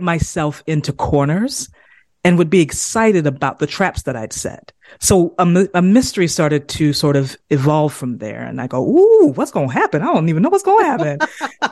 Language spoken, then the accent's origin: English; South Carolina, United States; the language that I grew up speaking. I'm from South Carolina, I'm from the South uh, Eastern United States